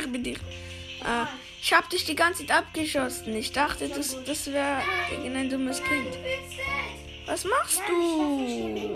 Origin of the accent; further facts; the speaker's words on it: Switzerland; accent: Swiss German; aber ich bin eine Schweizer, darum kann ich nicht so gut.